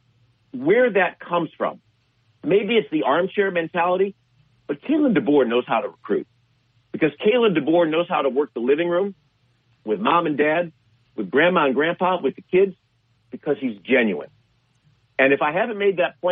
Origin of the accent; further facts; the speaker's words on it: Chicago, Illinois, United States; I'm a native of Illinois